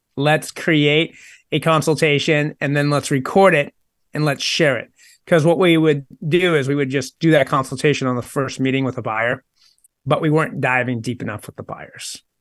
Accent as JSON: {"language": "English", "town": "Maynard", "region": "Massachusetts", "country": "United States", "tie": "born or raised there", "said": "the town I grew up in in Maynard, Massachusetts"}